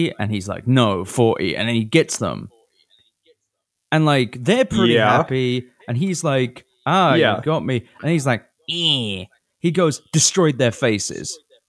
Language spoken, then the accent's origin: English; United Kingdom; now in United States; I'm British, but in America